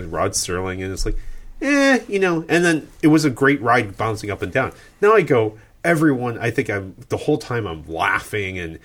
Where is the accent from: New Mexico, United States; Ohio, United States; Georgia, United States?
Ohio, United States; now in California, United States; I grew up in Ohio and then I grew up near Cedar Point and we loved roller coasters.